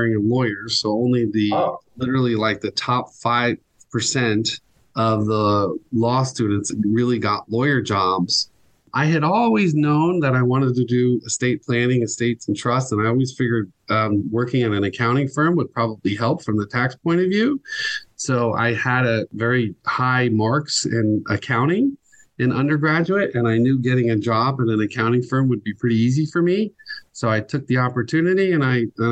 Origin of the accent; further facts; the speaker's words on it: Miami, Florida, United States; I am from Miami. So I'm a native Floridian